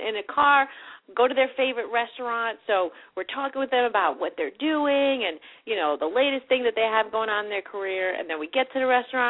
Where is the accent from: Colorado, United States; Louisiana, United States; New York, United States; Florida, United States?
New York, United States; I'm from New York. My parents grew up here.